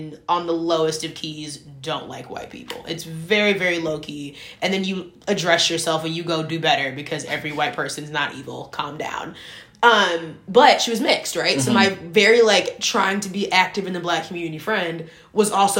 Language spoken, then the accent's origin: English; Shaker Heights, Ohio, United States; I grew up in Shaker Heights, Ohio.